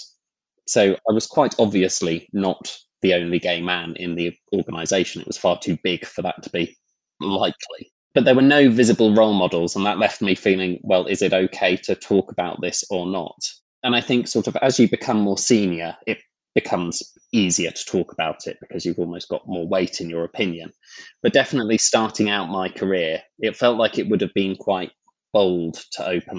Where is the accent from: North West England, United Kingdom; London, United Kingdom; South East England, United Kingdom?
London, United Kingdom; I grew up in London